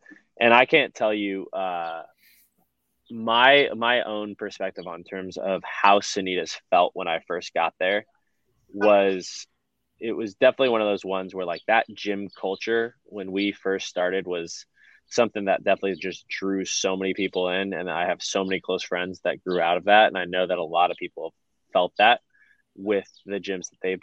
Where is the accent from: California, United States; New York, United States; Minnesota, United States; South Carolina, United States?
California, United States; San Francisco Bay Area; also born or lived in Boulder, Colorado; now in Nashville, United States; We're both from the Bay Area and San Francisco Bay Area, California.